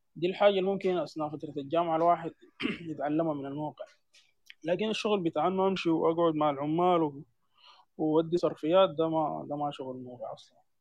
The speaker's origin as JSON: {"language": "Arabic", "country": "Sudan", "said": "عندنا في السودان"}